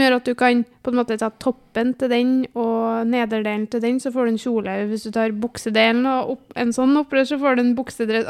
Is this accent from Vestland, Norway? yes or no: no; Namsos, Trøndelag, Norway; also born or lived in Byåsen, Trondheim; now in Trondheim, Norway; var jeg hjemme i Namsos en tur.